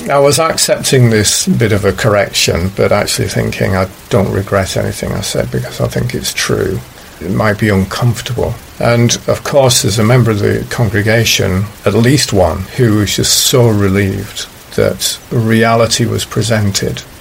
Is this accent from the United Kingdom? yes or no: no; China; English is a second language; I was actually saying, yeah, I come from China and there's this corruption, and even monitors of a class might withhold money that they shouldn't be withholding.